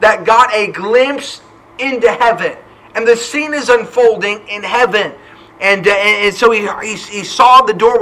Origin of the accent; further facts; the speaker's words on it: New Hampshire, United States; also born or lived in Ford City, Pennsylvania; now in Huntsville, United States; Growing up in New Hampshire, I remember as a teenager, I had a burden for my local area